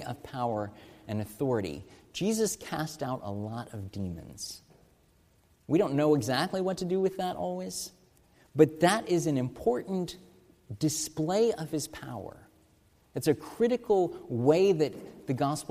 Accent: United States; As American Christians

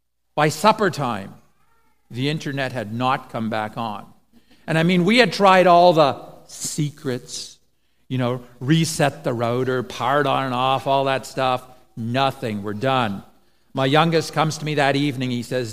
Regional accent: Eswatini; now in Canada; then my parents went on to be missionaries in Swaziland, and so I grew up in Swaziland, and then eventually they emigrated to Canada, and so that's why we find ourselves here.

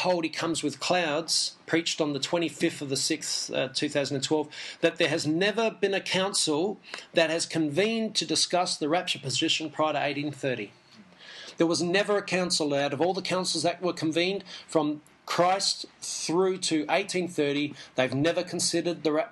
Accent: Australia; I'm an English Jew, born in Australia, so I'm an Aussie Jew.

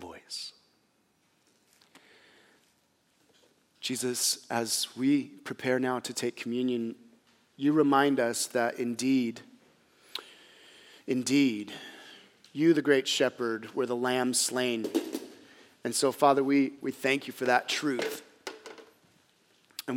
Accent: United States; as American Christians, and again, I'm one of them

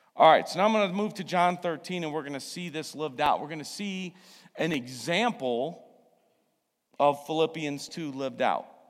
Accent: United States; I'm also an American

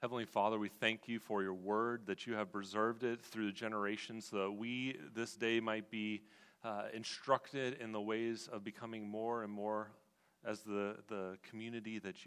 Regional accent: West Coast, United States; now in Washington, D.C. area, United States; I'm actually from the West Coast

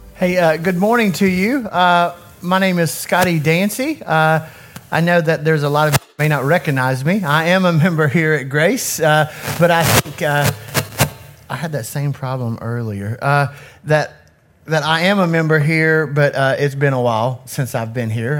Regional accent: Knoxville, Tennessee, United States; I grew up in Knoxville in an inner city community

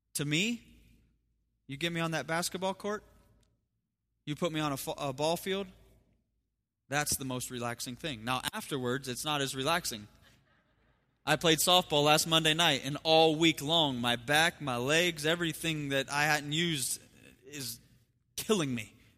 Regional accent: Ohio, United States; moved away; I have my, my grandparents and we grew up in Ohio, so I have family back in Ohio

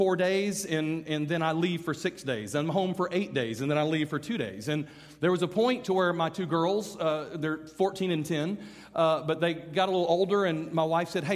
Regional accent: Birmingham, Alabama, United States; I'm from Birmingham, Alabama.

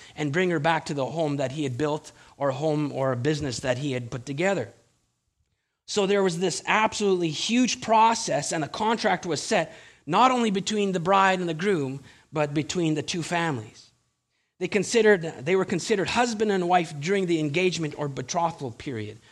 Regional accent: Winnipeg, Manitoba, Canada; now in British Columbia, Canada; I'm from Winnipeg

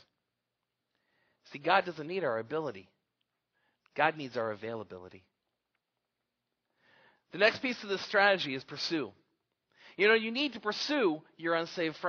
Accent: Arizona, United States; I grew up in Arizona

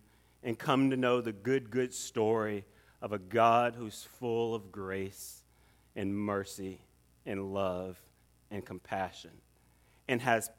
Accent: Atlanta, Georgia, United States; And I grew up right here in Atlanta.

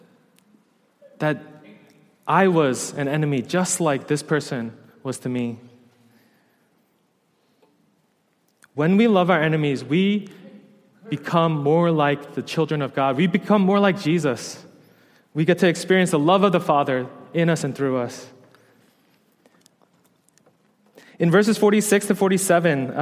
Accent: New York, United States; moved away as an adult; I was a New Yorker

